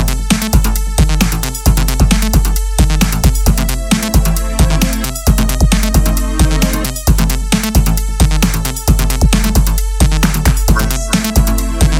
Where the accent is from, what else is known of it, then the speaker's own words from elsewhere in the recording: Slovenia; I'm a producer from Slovenia